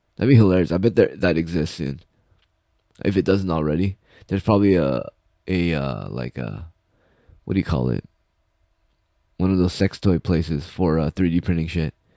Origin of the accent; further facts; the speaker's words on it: United States; I'm American.